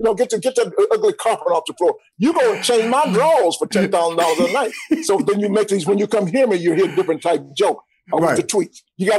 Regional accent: Atlanta, Georgia, United States; But, Rashawn, you may not know this, but I'm born and raised in Atlanta.

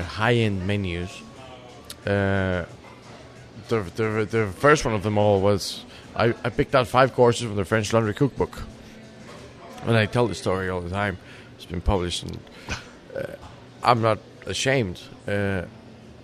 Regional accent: Monterrey, Nuevo León, Mexico; Both Cynthia and I, we both grew up there, so we knew everybody there

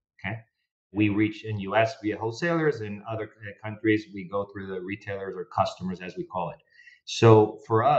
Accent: Argentina; moved away as an adult; also born or lived in North America; I joined the company back in Argentina, my home country

